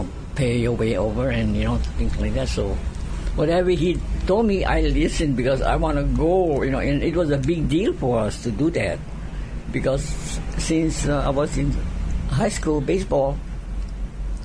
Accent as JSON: {"language": "English", "town": "Holualoa", "region": "Hawaii", "country": "United States", "tie": "born or raised there", "said": "my hometown team, Halo'aloha"}